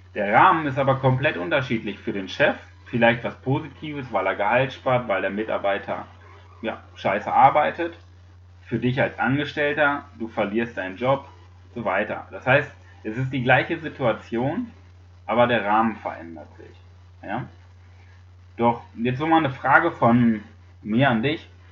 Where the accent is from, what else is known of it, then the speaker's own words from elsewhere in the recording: Germany; bei uns in Deutschland